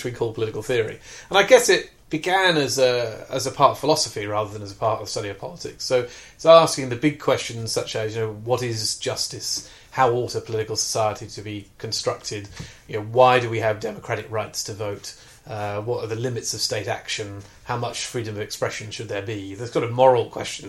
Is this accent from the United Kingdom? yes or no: yes; South Wales, United Kingdom; I was brought up in South Wales in the 1970s